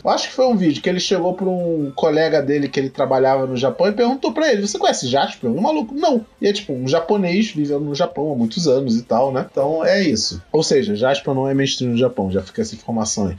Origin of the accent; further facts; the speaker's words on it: Rio de Janeiro, Brazil; eu sou do Rio de Janeiro